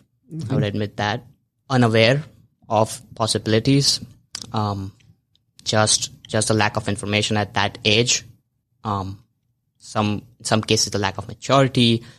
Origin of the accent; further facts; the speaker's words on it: India; moved away as an adult; I moved from India like 2.5 years ago to this country, and being in a new city, being in a new environment